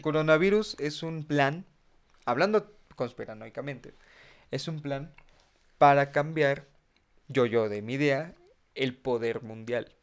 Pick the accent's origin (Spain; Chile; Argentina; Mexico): Mexico; cuántos mexicanos somos